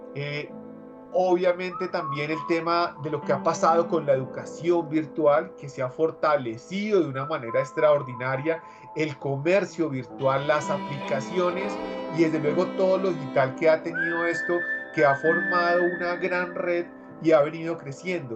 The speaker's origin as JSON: {"language": "Spanish", "region": "Bogotá", "country": "Colombia", "said": "los que de pronto somos cachacos"}